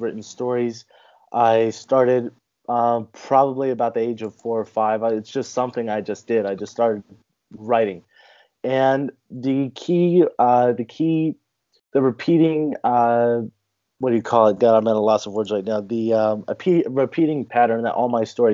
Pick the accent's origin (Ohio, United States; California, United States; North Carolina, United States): California, United States; I'm an author from California. I was born and raised in a pretty small town way out in the mountains.